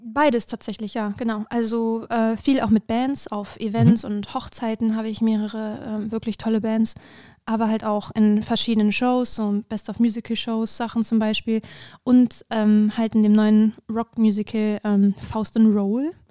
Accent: Hanover, Lower Saxony, Germany; moved away; ich äh, komme ursprünglich aus Hannover

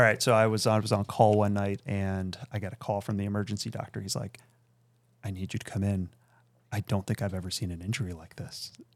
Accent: Akron, Ohio, United States; also born or lived in Beersheba, Israel; now in Chicago, United States; I grew up in Akron, Ohio

